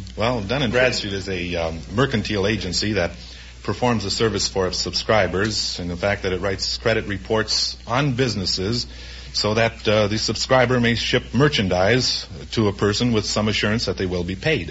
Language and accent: English; Minneapolis, Minnesota, United States; moved away as an adult; now in Los Angeles, United States; I'm from Minneapolis, Minnesota